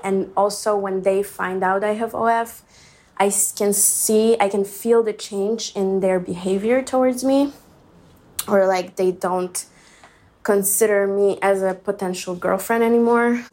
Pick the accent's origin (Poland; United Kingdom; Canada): Poland; now in Los Angeles, United States; I'm also from Poland, so that's a very close-minded country.